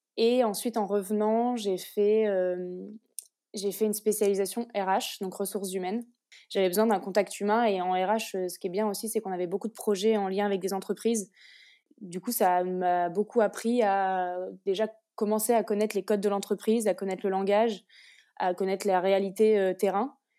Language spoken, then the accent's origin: French; Orléans, Centre-Val de Loire, France; also born or lived in Lille; je viens d'Orléans, j'étais à l'EDEC de Lille et, là je suis revenue dans la région pour faire mon alternance